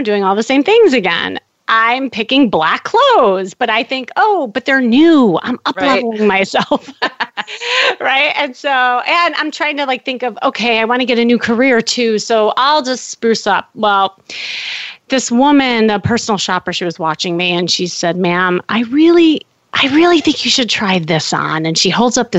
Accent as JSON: {"language": "English", "town": "Chicago", "region": "Illinois", "country": "United States", "moved": "as an adult", "lives_now": "Los Angeles, United States", "said": "I'm from Chicago and had the family, the dog, the picket fence"}